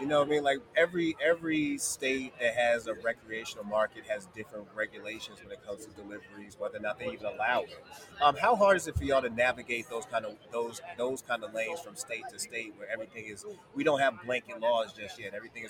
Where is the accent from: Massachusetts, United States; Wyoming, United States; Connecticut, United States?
Massachusetts, United States; Boston; I'm from Boston. Shout out Lantern.